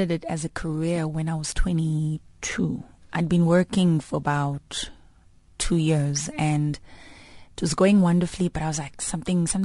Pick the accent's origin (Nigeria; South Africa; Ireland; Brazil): South Africa; Daveyton, Gauteng; from Ekurhuleni, um, Daveyton, uh, east of Johannesburg, about, what, 35 clicks from here. Um, so I had a great upbringing.